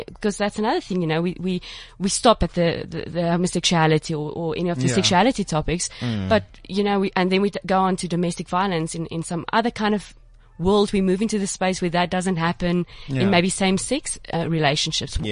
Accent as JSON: {"language": "English", "town": "Johannesburg", "region": "Gauteng", "country": "South Africa", "moved": "yes", "lives_now": "Cape Town, South Africa", "said": "I was originally from Joburg"}